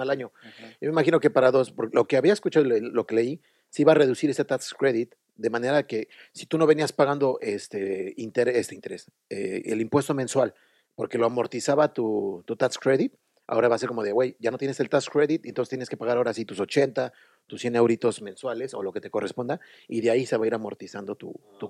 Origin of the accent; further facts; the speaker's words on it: Mexico City, Mexico; moved away as an adult; now in Dublin, Ireland; De México. De México, sí, de la Ciudad de México.